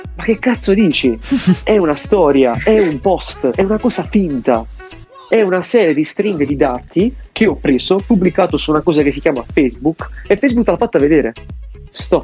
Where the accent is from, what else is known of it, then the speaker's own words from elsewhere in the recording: Bari, Apulia, Italy; io sono di Bari